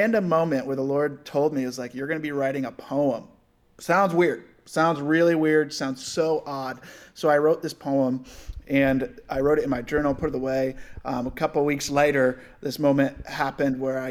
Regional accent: Rochester, New York, United States; moved away as an adult; now in San Diego, United States; I was born and raised in Rochester, New York

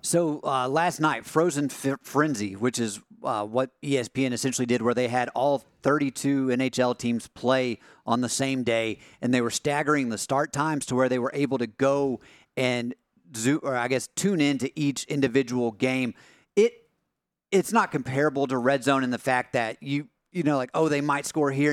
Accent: East Tennessee, United States; growing up in East Tennessee

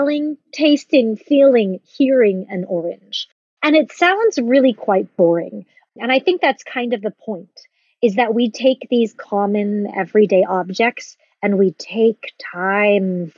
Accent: the South, United States; moved away as an adult; also born or lived in New York; growing up in the South

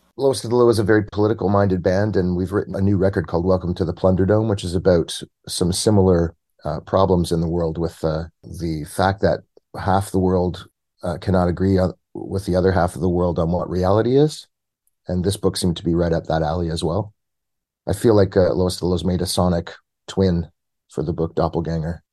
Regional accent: Toronto, Ontario, Canada; I'm based out of Toronto, born and bred in Toronto

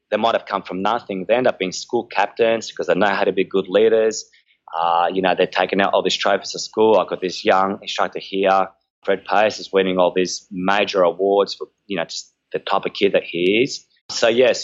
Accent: Chalcis, Central Greece, Greece; moved away; my hometown of Halkida in Greece

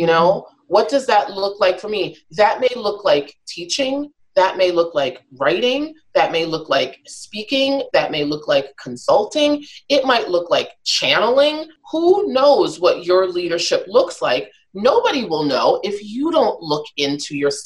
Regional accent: New York City, New York, United States; I'm a New Yorker born and raised

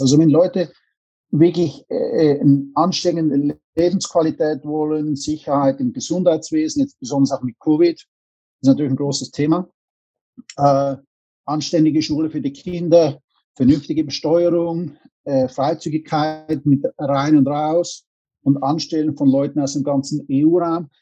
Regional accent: Zurich, Switzerland; moved away as an adult; also born or lived in St. Gallen / New York / Bahamas / Los Angeles; bin in der Schweiz geboren, habe dann meine Jugend in, in Zürich verbracht

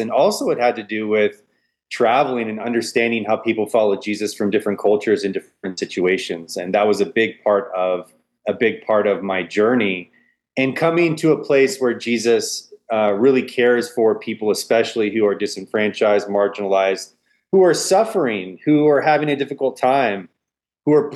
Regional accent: Auburn, Washington, United States; moved away as an adult; also born or lived in the South (US) / California; I was born in the South and grew up in the Northwest, attended a church that was planted

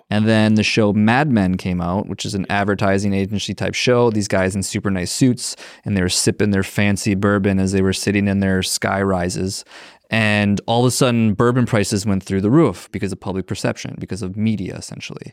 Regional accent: Minnesota, United States; I'm from Minnesota

